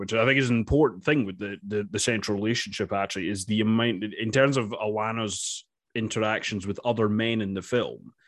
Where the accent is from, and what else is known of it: Dundee, Scotland, United Kingdom; born or raised there; accent: East of Scotland